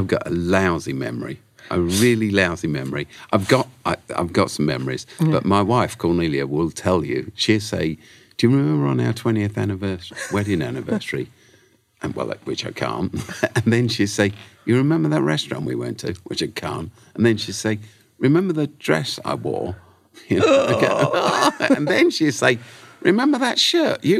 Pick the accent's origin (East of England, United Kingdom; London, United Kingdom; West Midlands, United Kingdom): London, United Kingdom; We grew up in South London, lived in South London, where I still live, in fact